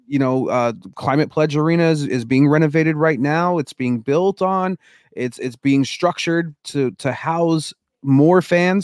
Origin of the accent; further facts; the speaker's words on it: Denver, Colorado, United States; now in Seattle, United States; I was born and raised in Denver